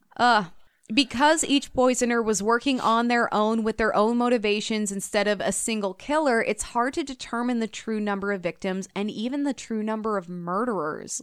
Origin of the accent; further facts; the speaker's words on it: Illinois, United States; now in Minnesota, United States; I grew up in Illinois